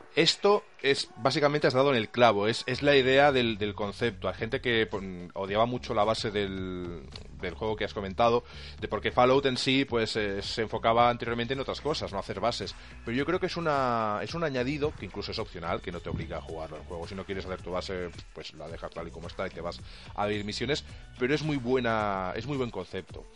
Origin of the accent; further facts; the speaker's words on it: Albacete, Castilla-La Mancha, Spain; los que somos del Albacete